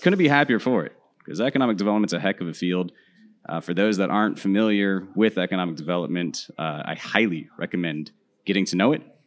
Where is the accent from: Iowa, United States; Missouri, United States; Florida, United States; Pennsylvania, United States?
Florida, United States; Central; also born or lived in Dominican Republic; native Floridian, which is a bit of a unicorn these days